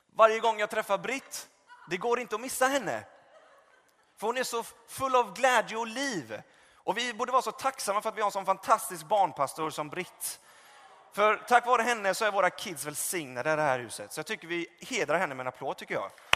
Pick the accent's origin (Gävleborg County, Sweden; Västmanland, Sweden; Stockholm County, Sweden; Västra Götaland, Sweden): Västra Götaland, Sweden; Gothenburg; moved away; där jag är uppvuxen och kommer från Göteborg